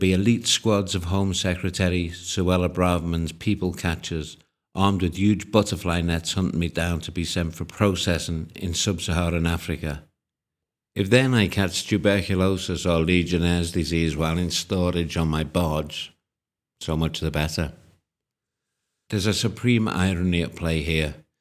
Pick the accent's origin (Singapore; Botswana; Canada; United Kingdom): United Kingdom; moved away as an adult; now in Ukraine; being British